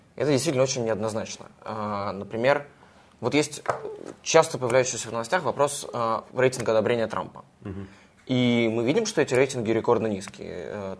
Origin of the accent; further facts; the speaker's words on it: Russia; я из России